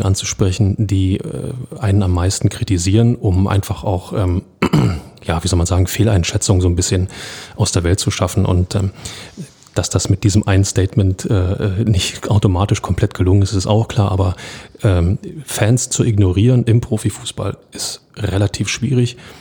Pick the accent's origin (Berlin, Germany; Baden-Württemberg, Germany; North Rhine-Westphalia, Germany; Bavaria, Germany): Berlin, Germany; Als Berliner